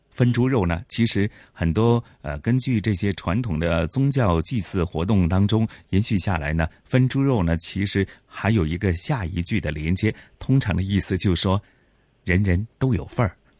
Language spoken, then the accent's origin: Chinese; Hong Kong; 我们广东话、香港人所讲的